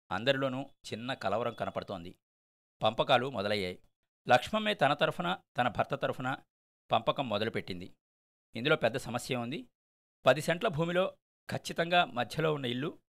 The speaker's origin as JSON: {"language": "Telugu", "area": "Kopparru", "region": "Andhra Pradesh", "country": "India", "tie": "born or raised there", "said": "మా స్వగ్రామం కొప్పర్లో"}